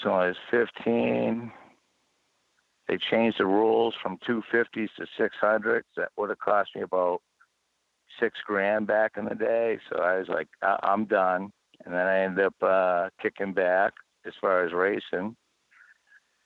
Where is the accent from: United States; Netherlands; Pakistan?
United States; New England; I'm from New England.